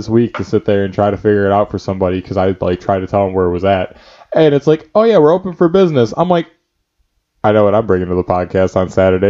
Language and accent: English; Chicago, Illinois, United States; I'm from Chicago.